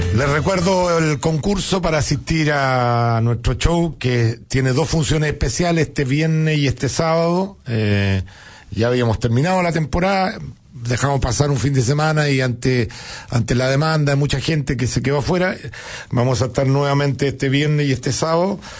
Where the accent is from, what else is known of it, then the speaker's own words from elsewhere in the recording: Chile; uno como chileno